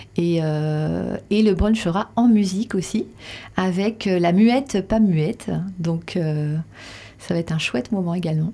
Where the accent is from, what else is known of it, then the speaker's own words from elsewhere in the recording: Reims, Grand Est, France; also born or lived in Paris; now in Dax, France; je suis rémoise. Ah je suis née à Reims et j'ai passé après plus de 20 ans à Paris euh, pour mes études